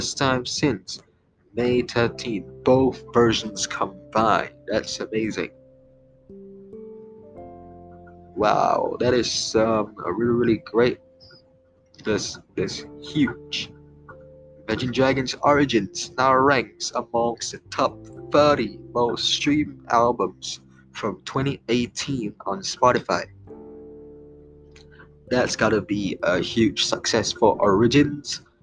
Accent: Singapore; I'm from Singapore

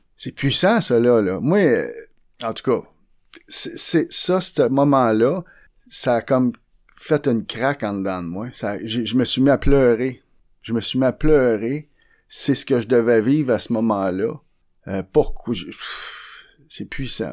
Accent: Montreal, Quebec, Canada; j'étais un modèle 1969. Je sorti de la chaîne de montage à Saint-Henri.

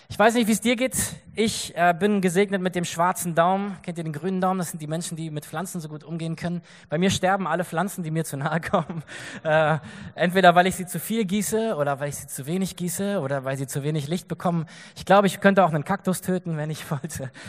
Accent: Germany; wir haben gesagt, wir kommen einfach als Christen aus Deutschland, wir wollen irgendwas helfen, was können wir tun?

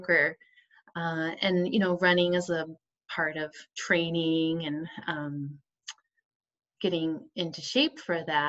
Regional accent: Arizona, United States; now in Oregon, United States; I live in Oregon. I was raised in Arizona

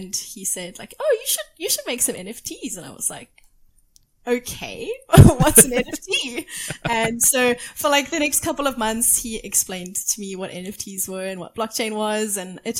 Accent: South Africa; I come from South Africa

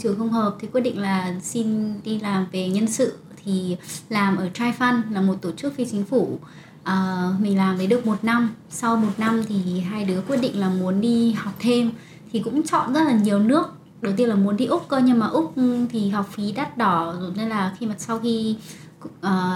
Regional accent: Bac Giang, Vietnam; accent: northern; moved away as an adult; also born or lived in Hanoi, Vietnam; now in Canada; quê tôi là ở Bắc Giang sau đó đi cấp 3 đi học chuyên Bắc Giang

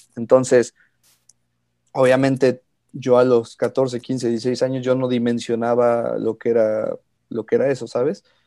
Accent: Pachuca, Hidalgo, Mexico; also born or lived in Mexico City; yo nací en la Ciudad de México, pero llevo viviendo toda mi vida prácticamente en Pachuca.

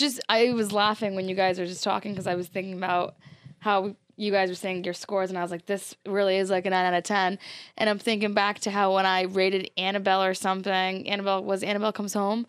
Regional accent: Cranston, Rhode Island, United States; I'm from Cranston, Rhode Island

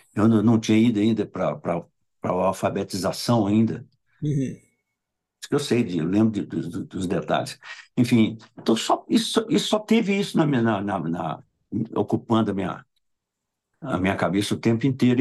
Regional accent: São Domingos do Prata, Minas Gerais, Brazil; porque eu sou de São Domingos do Prata, quem é de São Domingos do Prata é pratiano

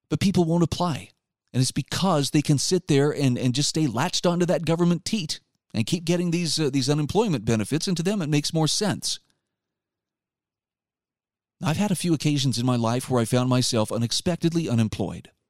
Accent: Utah, United States; my home state of Utah will be considering in the upcoming legislative seven, session

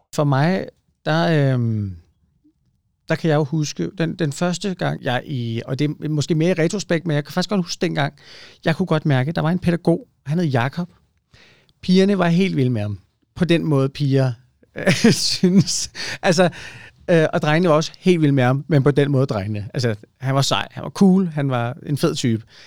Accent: Ølstykke, Capital Region of Denmark, Denmark; Jeg er vokset op i Ølstykke

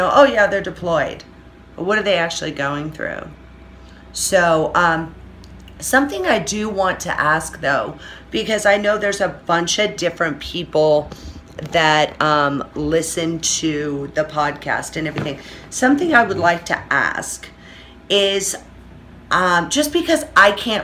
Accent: Orange County, California, United States; moved away as an adult; now in Las Vegas, United States; I have been born and raised, I'm spoiled rotten in Orange County, fucking California

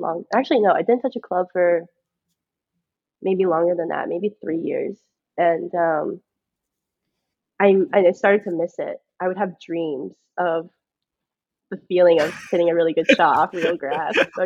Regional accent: Georgia, United States

